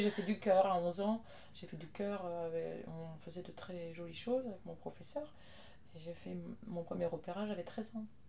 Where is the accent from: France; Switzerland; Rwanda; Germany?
France; Je suis française